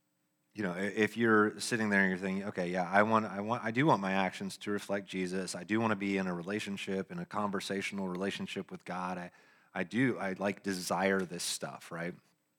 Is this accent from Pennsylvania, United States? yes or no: no; Lexington, Kentucky, United States; born there; I was born in Kentucky. Yeah. Lexington.